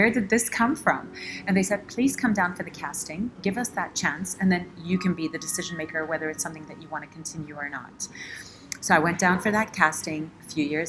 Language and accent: English; Dubai, United Arab Emirates; also born or lived in United States / United Kingdom / Switzerland; I'm born and brought up in Dubai